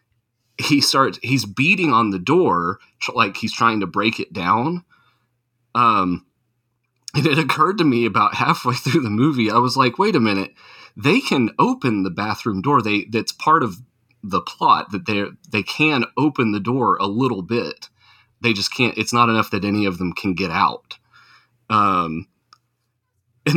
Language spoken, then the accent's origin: English; Tornado Alley, United States; I grew up in Tornado Alley